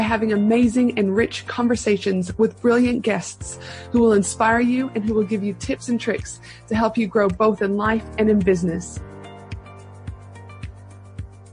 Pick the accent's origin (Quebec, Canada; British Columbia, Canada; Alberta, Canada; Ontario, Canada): Alberta, Canada; Edmonton; now in Brisbane, Australia; I was born in Edmonton, Alberta, Canada. I am a proud Canadian.